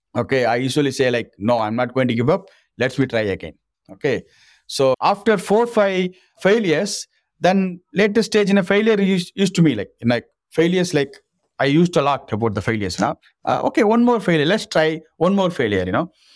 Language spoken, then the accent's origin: English; Rameswaram, Tamil Nadu, India; English is a second language; I'm originally from Rameswaram, from a small village fisherman family in government school